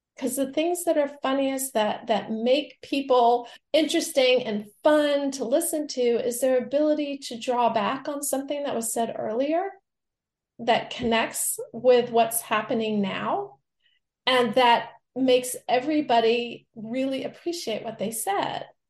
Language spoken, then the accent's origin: English; the American South, United States; I'm from the American South